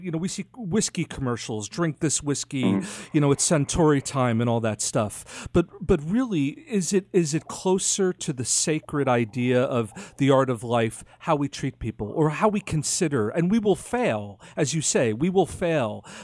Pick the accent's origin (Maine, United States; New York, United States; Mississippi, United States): New York, United States; I'm a New Yorker